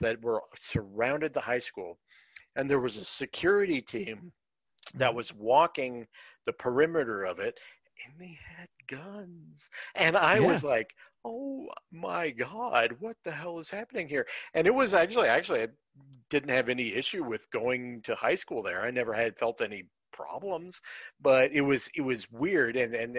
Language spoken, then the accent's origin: English; Denver, Colorado, United States; also born or lived in Grand Junction, Colorado / Arvada, Colorado; I spent the first 15 years of my life in Denver, and then I moved back out here when I was 23, and spent the rest of my time here. I have spent the majority of my life in Denver. I am a Denverite.